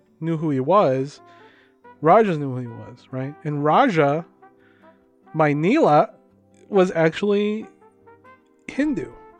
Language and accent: English; Philippines; moved away; The professor knew I was from the Philippines